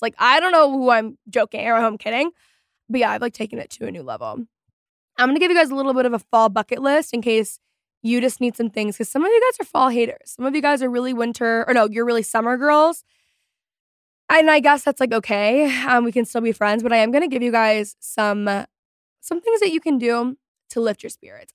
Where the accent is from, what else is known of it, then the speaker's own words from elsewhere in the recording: Texas, United States; I am from Texas